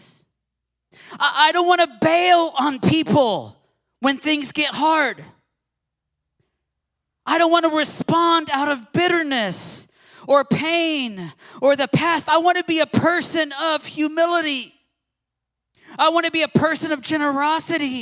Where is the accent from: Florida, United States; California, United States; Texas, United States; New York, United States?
Texas, United States; moved away; showing my Texan roots here. So I'm originally from Texas